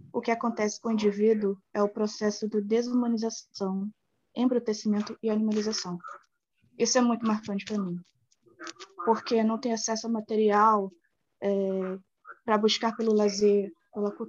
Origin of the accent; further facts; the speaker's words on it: Baixada Fluminense, Rio de Janeiro, Brazil; eu tenho 22 anos, hum. sou da Baixada Fluminense